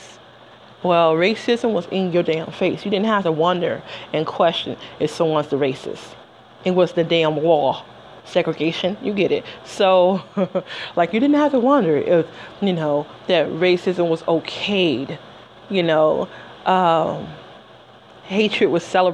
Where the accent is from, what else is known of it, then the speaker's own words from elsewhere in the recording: Detroit, Michigan, United States; moved away as an adult; I lived in Detroit for the first 20 years of my life. 2 weeks after my 20th birthday, I moved